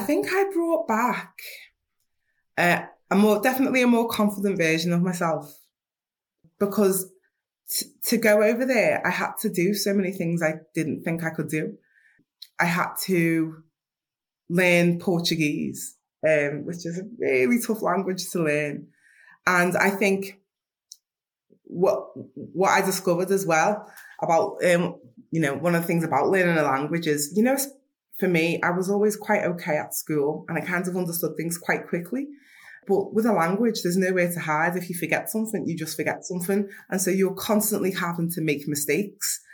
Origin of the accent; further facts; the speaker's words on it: Liverpool, North West England, United Kingdom; I'm from Liverpool 8 from Toxteth